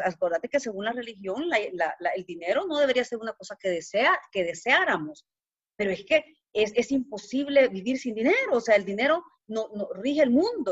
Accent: El Salvador; moved away as an adult; now in Guatemala; Soy salvadoreña, ¿verdad? Eh, nací en Salvador

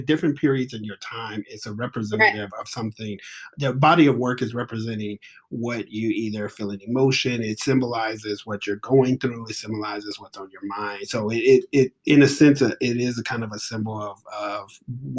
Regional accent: Atlanta, Georgia, United States; I was from Atlanta

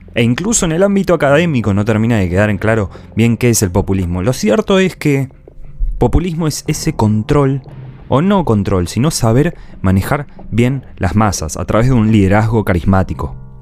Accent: Argentina; En mi país hay. En Argentina hay

